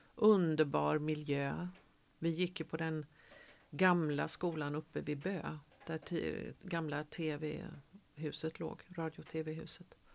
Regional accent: Gothenburg, Västra Götaland, Sweden; moved away as an adult; also born or lived in Malmö; jag är född eh, i Majorna. Mm. Men är uppvuxen i Frölunda

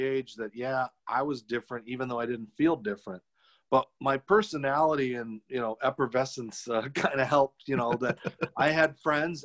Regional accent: Arizona, United States; I was born without legs in Arizona

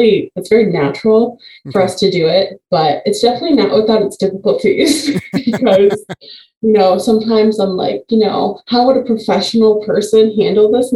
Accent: Chicago, Illinois, United States; now in Quad Cities, United States; Originally, I'm from Chicago, but I live in the Quad Cities now

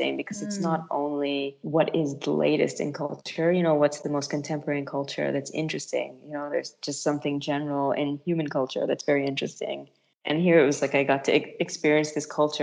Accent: United States; moved away as an adult; also born or lived in New York / Milan / Paris; now in Lucca, Italy; I grew up in America

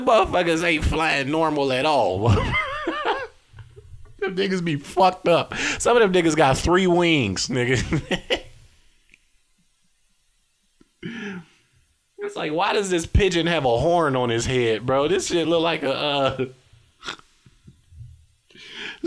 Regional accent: South Holland, Illinois, United States; moved away; I am from South Highland, Illinois, 60473

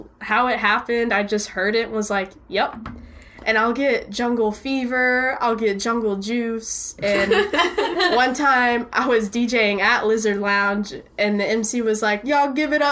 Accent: Dallas, Texas, United States; growing up in Dallas in this scene

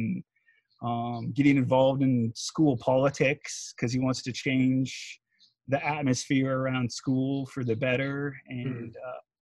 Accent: United States; being American

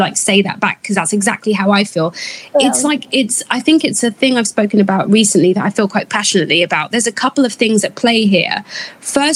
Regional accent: United Kingdom; being a British-born Ghanaian

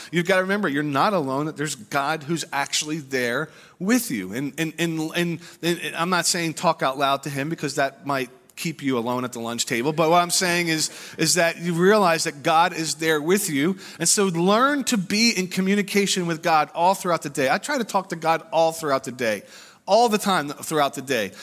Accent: United States; us as American Christians

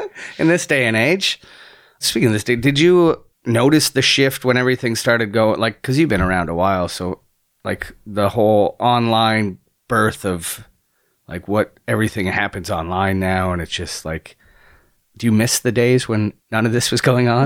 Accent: Niagara, Ontario, Canada; moved away as an adult; also born or lived in London, Ontario; now in Toronto, Canada; I come from Niagara, it's a small town, and I was terrified of Toronto

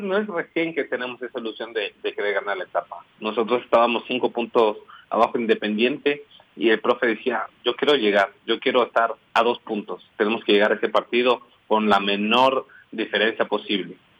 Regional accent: Quito, Pichincha, Ecuador; Nací en Quito

